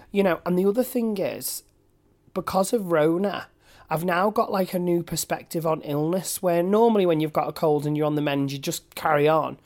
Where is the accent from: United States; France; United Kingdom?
United Kingdom; Manchester, North West England; I'm from Manchester, born and bred